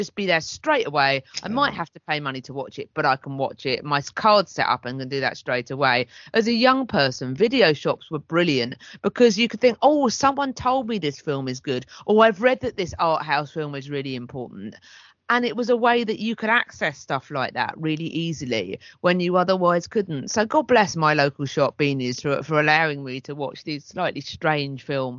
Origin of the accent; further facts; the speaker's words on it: Hastings, South East England, United Kingdom; where I was growing up in Hastings